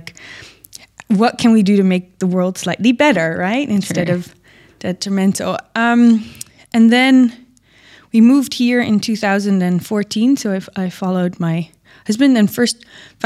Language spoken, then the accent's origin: English; Netherlands; now in Dubai, United Arab Emirates; I'm from the Netherlands and there's a big ag industry there